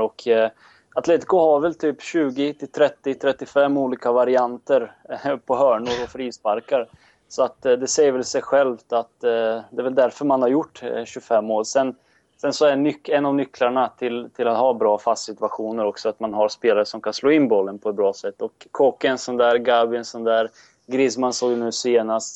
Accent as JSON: {"language": "Swedish", "country": "Serbia", "said": "Jag är serb"}